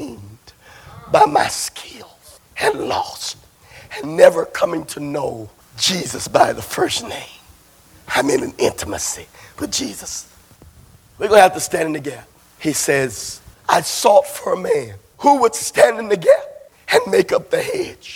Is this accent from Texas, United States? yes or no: yes; Barrett Station, Texas, United States; I'm from Barrett Station